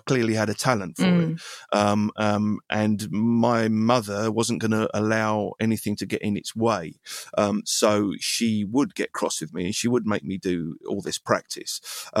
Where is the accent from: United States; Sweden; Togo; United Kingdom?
United Kingdom; England; I'm an Englishman and therefore I'm from these islands and I need to say something that is of these islands and is of my experience.